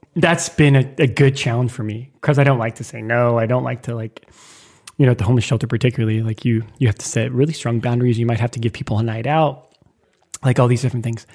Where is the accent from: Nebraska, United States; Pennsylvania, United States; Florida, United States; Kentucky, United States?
Nebraska, United States; Lincoln; moved away as an adult; now in New York City, United States; I moved from Nebraska, my hometown, Lincoln, Nebraska.